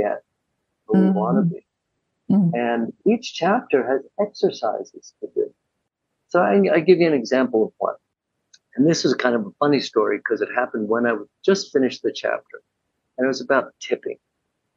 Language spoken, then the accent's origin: English; New York City, New York, United States; I grew up in New York City